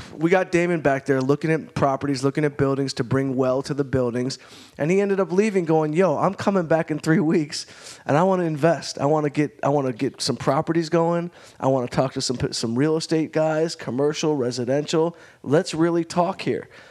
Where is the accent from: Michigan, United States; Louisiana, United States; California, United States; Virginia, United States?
Michigan, United States; Detroit; moved away as an adult; also born or lived in Arizona; now in Los Angeles, United States; I was from Detroit